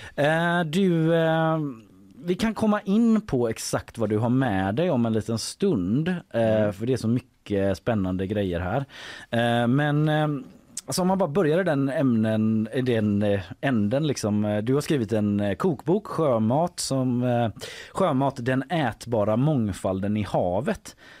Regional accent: Gothenburg, Västra Götaland, Sweden; jag är göteborgare

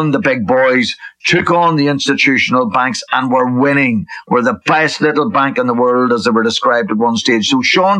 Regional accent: Enniskillen, Northern Ireland, United Kingdom; on the border where I grew up as well in Enniskillen and lived

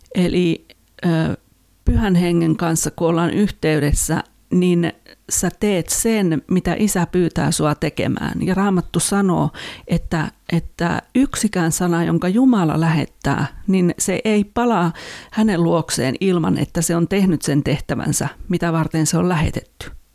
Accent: Finland; en ole koulumaailmassa niin kuin teini, teini-ikäisenä tai lapsena ollut muualla kuin Suomessa

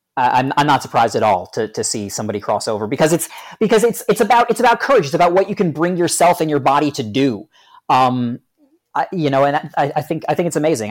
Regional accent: New Jersey, United States; I'm right up in North Jersey

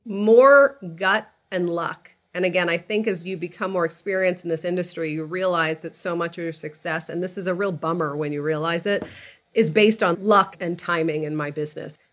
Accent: outside of Boston, Massachusetts, United States; moved away as an adult; also born or lived in California; So I grew up outside of Boston. I, like you, I'm a child of Egyptian immigrants to the country.

